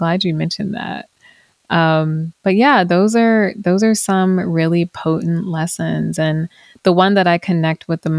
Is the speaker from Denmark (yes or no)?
no; the South, United States; especially growing up in the South, moving to a predominantly white area, you know, as a teen.